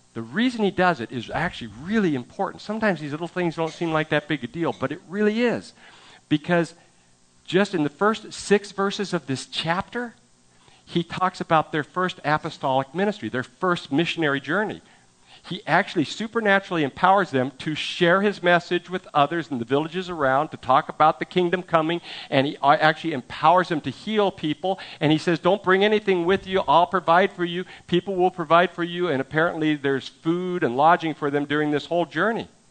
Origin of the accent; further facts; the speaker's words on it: San Francisco Bay Area, California, United States; moved away; I'm from the San Francisco Bay Area